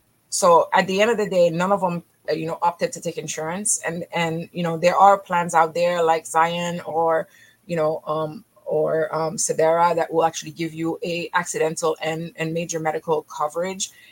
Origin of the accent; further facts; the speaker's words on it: Haiti; moved away; also born or lived in Israel; I'm originally from Haiti